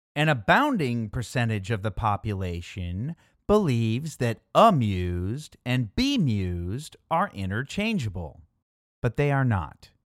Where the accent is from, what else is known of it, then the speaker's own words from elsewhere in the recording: Midwest, United States; Growing up in the Midwest, I've heard both cold slaw and coleslaw